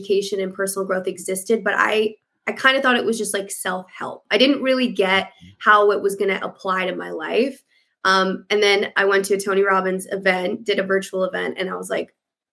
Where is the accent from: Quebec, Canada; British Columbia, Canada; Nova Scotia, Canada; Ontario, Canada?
British Columbia, Canada; Vancouver; also born or lived in United States; I'm from Vancouver, Canada. I am born and raised in Canada, but I've lived all over the States as well in a past life when I was a dancer.